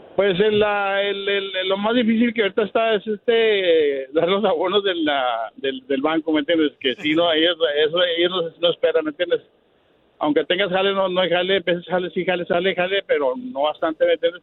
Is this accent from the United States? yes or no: yes; El Paso, Texas, United States; also born or lived in Ciudad Juárez, Mexico; Yo nací en Ciudad Juárez, yo tengo unos 22 años aquí en El Paso. Aquí vimos a la elementary, pues, a, la, a la escuela high school